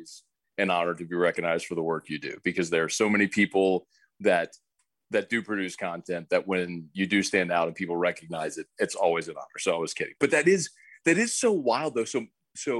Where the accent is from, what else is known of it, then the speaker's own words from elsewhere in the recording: New Orleans, Louisiana, United States; I was born in New Orleans and my family has had season tickets forever